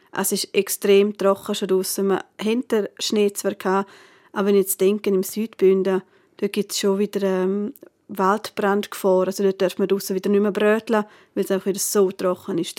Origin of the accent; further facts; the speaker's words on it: Northern Graubünden, Switzerland; bei uns im Nordbünden